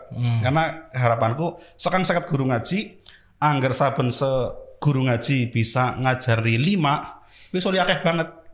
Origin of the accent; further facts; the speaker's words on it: Banyumas, Central Java, Indonesia; gue warga Banyumas. Gue warga Banyumas hmm. ya.